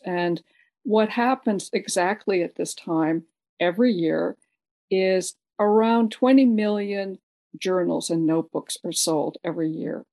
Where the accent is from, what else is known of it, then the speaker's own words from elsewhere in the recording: San Francisco, California, United States; I was born in San Francisco, and my father, because of his work, traveled a lot internationally